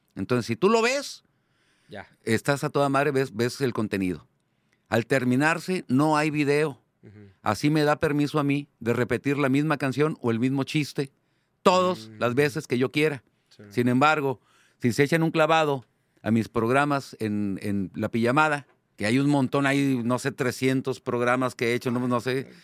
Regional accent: Monterrey, Nuevo León, Mexico; Yo soy aquel comediante regiomontano de 200 kilos con cara de niño

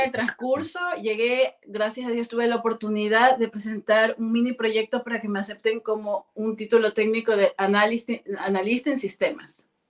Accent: Guayaquil, Guayas, Ecuador; moved away as an adult; also born or lived in near Machala, Ecuador / Quito, Ecuador; now in Germany; Soy de Guayaquil, nací en Guayaquil, estuve el, kinder en Guayaquil, luego me pasé la escuela a un pueblito cerca de Machala, pero pertenece a la Azuay Luego regresé de la escuela, regresé al colegio a Guayaquil

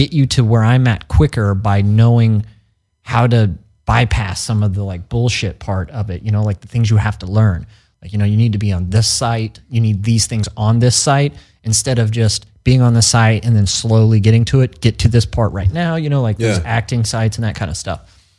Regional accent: Missouri, United States; because we're all from Missouri, we're from the Midwest.

